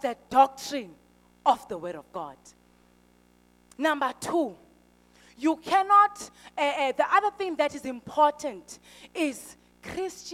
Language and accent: English; Eastern Cape, South Africa; I'm from the Eastern Cape